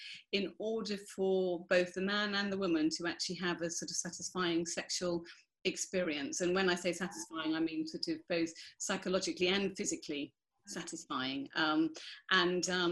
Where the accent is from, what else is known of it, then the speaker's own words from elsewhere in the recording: United Kingdom; I'm white British